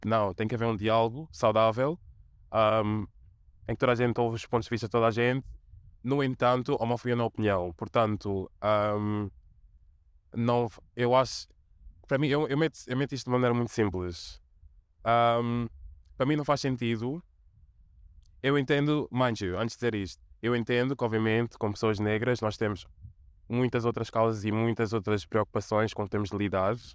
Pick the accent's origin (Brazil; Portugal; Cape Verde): Portugal; muito desafiante, porque obviamente um, estou inserida em duas comunidades marginalizadas e obviamente de um lado sofro racismo etc e do outro sofro de homofobia etc também um, e também ao que em Portugal não havia muita representatividade